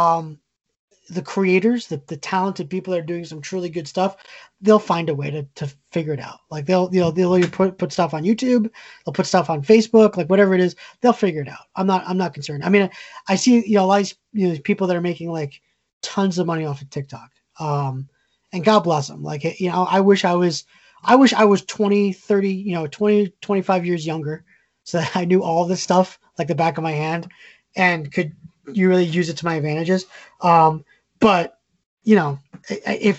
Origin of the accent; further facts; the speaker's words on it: Connecticut, United States; You and I grew up in Connecticut.